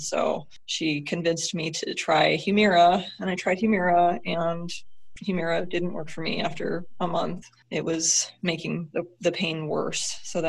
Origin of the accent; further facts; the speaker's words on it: California, United States; also born or lived in Montana; now in Minnesota, United States; I am originally from California. I lived in Montana. I live in Minnesota now.